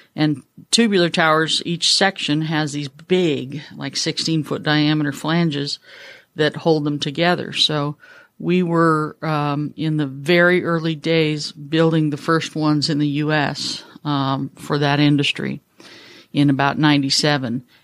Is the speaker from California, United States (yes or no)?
yes; Mendocino County, Northern California, United States; moved away as an adult; now in Atlanta, United States; I was born in Northern California, lived there for the first twenty-five years of my life, um, up in Mendocino County